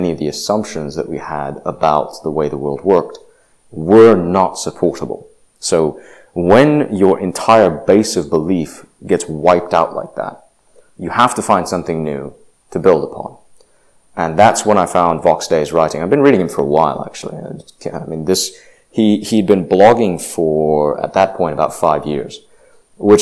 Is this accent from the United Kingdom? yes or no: no; Indonesia; now in United States; I grew up in Indonesia. I spent 8 years there